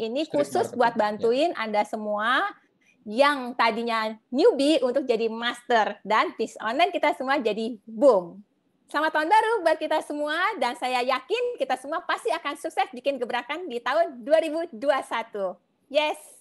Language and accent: Indonesian; Jakarta, Indonesia; Saya dari Jakarta.